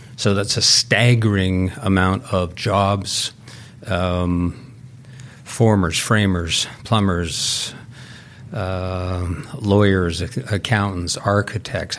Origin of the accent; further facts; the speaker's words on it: Vancouver, British Columbia, Canada; I grew up in Vancouver.